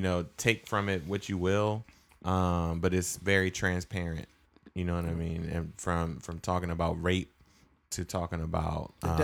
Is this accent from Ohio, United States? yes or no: no; Augusta, Georgia, United States; Augusta, Georgia.